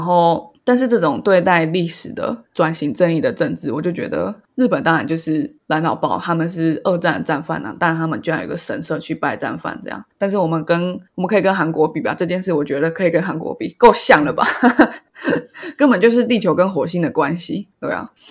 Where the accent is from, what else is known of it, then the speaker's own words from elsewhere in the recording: Taiwan; 身为一个台湾人